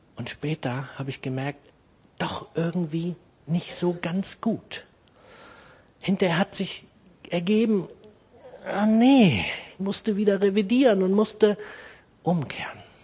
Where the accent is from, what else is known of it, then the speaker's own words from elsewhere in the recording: Germany; moved away as an adult; now in Braunschweig, Germany; Ich komme aus dem Harz, habe dort Kfz-Mechaniker gelernt